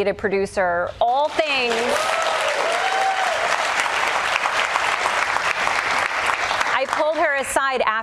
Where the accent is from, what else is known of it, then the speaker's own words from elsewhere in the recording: Louisville, Kentucky, United States; moved away as an adult; also born or lived in Los Angeles; I grew up in Louisville, Kentucky